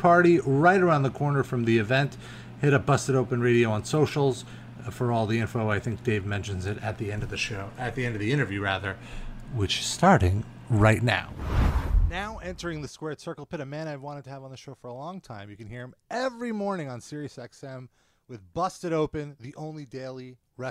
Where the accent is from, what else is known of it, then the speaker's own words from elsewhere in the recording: New York, United States; I'm a New Yorker